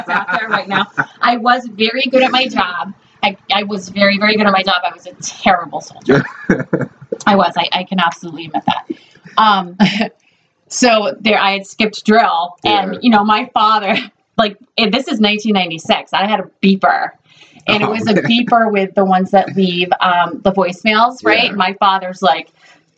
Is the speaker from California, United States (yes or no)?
no; Hampton, Connecticut, United States; I grew up in Hampton. Have you ever been to Hampton, Connecticut? It's a little town